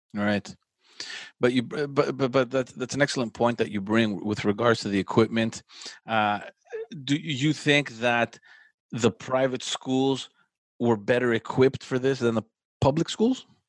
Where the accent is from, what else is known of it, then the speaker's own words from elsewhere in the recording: Montreal, Quebec, Canada; I grew up in Parkex